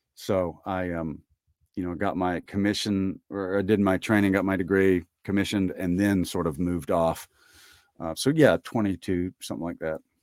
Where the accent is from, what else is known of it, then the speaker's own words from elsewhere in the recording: Tibbee, Mississippi, United States; I grew up in Tibby